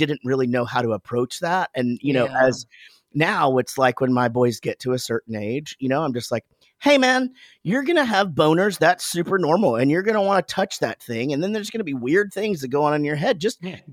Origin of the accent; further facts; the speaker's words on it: Wichita Falls, Texas, United States; I'm from Wichita Falls, Texas.